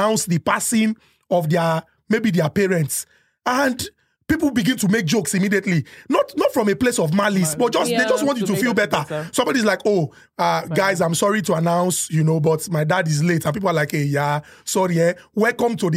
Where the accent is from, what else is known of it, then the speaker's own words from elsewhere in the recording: Nigeria; I am a Nigerian man